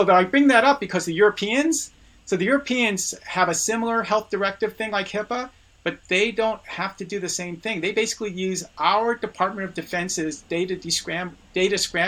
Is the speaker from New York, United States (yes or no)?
yes; New York City, New York, United States; I was born in the Bronx